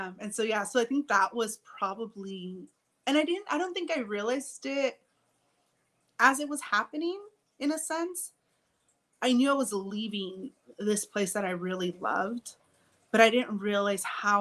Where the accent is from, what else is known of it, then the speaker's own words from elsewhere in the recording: Southern California, United States; moved away as an adult; growing up in California, even though I wasn't born in California, even Southern California